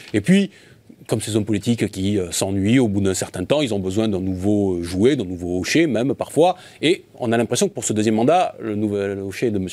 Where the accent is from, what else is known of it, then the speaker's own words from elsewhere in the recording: France; en tant que, en tant que Français